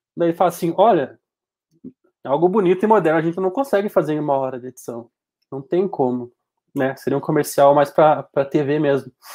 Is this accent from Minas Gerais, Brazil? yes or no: no; Passo Fundo, Rio Grande do Sul, Brazil; tenho 28 anos, sou daqui de Passo Fundo